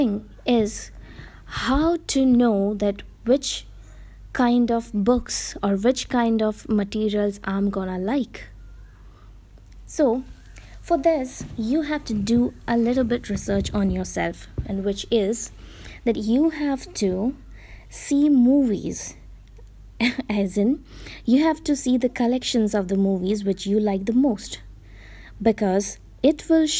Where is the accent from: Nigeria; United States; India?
India; Gujarat; first language Gujarati; English is a second language; as I'm Indian, and as I'm Gujarati, my mother tongue will be, I mean, my mother tongue is definitely Gujarati.